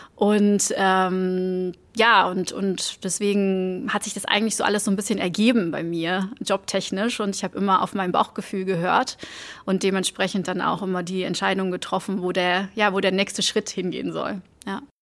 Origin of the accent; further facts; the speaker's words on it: Antwerp, Flanders, Belgium; German is a second language; moved away as an adult; also born or lived in Germany; ich komme aus Antwerpen ähm, in Belgien, ähm, also eine Stadt im Norden von, von Belgien ähm, und bin da aufgewachsen